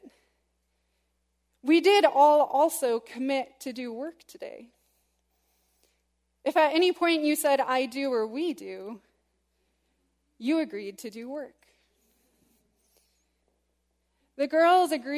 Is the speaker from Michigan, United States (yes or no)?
yes; West Michigan, United States; growing up in West Michigan, as I did